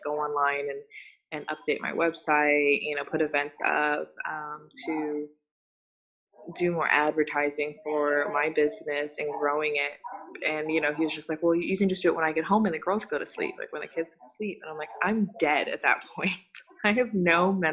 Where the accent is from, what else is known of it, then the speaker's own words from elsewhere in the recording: Singapore; moved away; I'm from Singapore, so I grew up with Bollywood